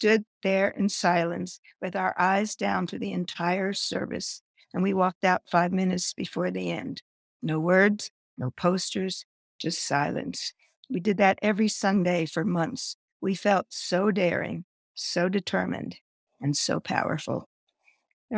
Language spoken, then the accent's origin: English; Washington, District of Columbia, United States; When I was a little girl growing up in Washington, D.C., maybe 5 or 6 years old